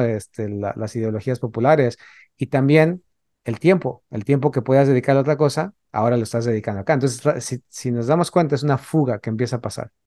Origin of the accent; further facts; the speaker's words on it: Mexico City, Mexico; yo que crecí en la Ciudad de México